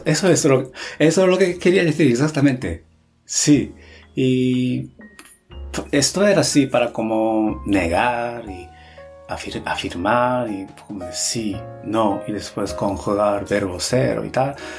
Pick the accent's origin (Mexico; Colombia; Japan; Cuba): Japan; Spanish is a second language; moved away as an adult; also born or lived in Spain / Netherlands; soy japonés